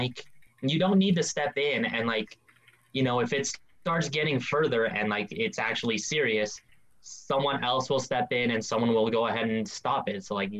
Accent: Mexico; Yeah, like even me, like being friggin' Mexican

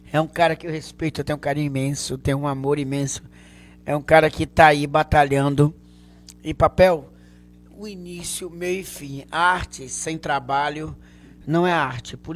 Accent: Canavieiras, Bahia, Brazil; Sou de uma região sul chamada Canavieiras. Mas é Bahia, é Brasil, viu?

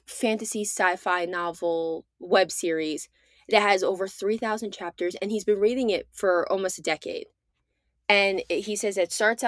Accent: United States; I'm American

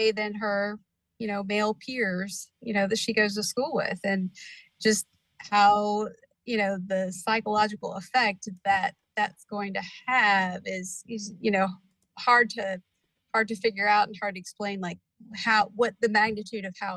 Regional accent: Indiana, United States; also born or lived in Brownsburg, Indiana / Floyds Knobs, Indiana; now in Corydon, United States; I was born in Indianapolis, and so I'm Hoosier through and through. Gradually, my family, you know, migrated to Brownsburg, and then we moved down here to Floyd's Knobs

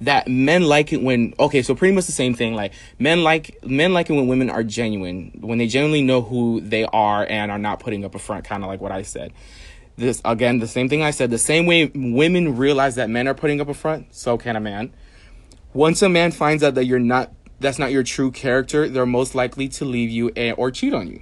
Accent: New York, United States; I'm a New Yorker

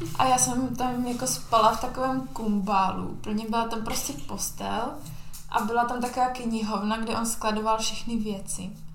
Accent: Czechia; also born or lived in Spain

